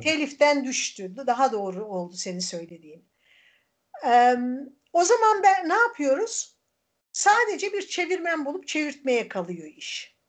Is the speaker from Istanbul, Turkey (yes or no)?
no; Erzincan, Turkey; now in Izmir, Turkey; ben Erzincanlıyım ama tabii 40 yıldan fazladır İzmir'de yaşayınca ben, bu burası da artık benim memleketim.